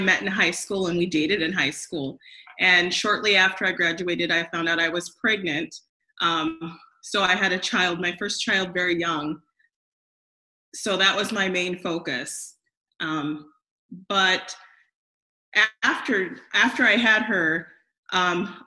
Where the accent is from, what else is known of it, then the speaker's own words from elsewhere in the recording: Grand Island, Nebraska, United States; I grew up in Grand Island, Nebraska